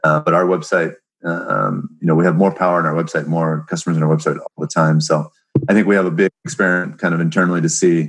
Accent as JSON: {"language": "English", "town": "Seattle", "region": "Washington", "country": "United States", "tie": "born or raised there", "said": "I'm born and raised in Seattle"}